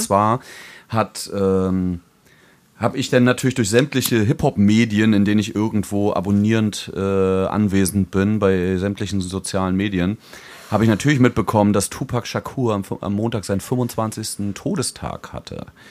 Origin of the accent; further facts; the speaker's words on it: Germany; accent: German; moved away; mein deutscher Akzent